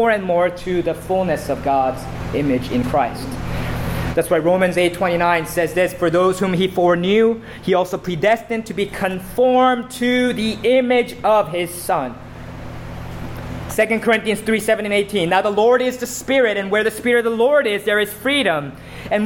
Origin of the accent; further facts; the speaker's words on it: South Korea; moved away; the church that I grew up in South Korea